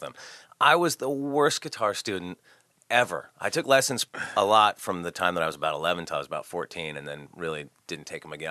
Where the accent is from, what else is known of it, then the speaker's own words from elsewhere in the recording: Santa Barbara, California, United States; I grew up in Santa Barbara, California.